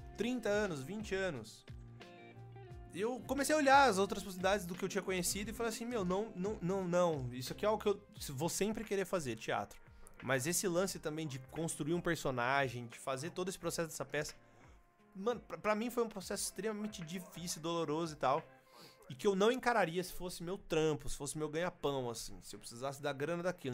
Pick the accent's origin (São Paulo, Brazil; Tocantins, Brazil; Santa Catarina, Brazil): São Paulo, Brazil; São Carlos; eu sou de São Carlos